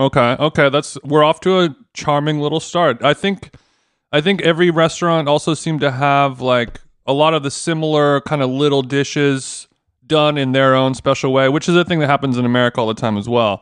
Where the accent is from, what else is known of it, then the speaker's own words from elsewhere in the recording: United States; I am an American cunt who was in London